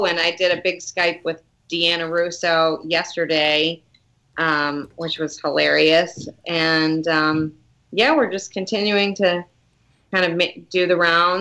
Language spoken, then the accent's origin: English; Detroit, Michigan, United States; moved away; I'm originally from Detroit, so the suburbs of Detroit